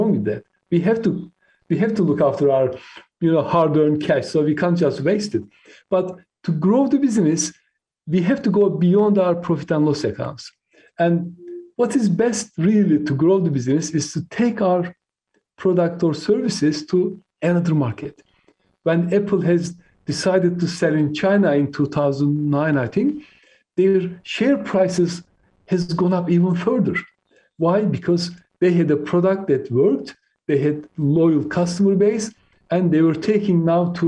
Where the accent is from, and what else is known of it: Turkey; born or raised there; first language Turkish; English is a second language; moved away as an adult; now in United Kingdom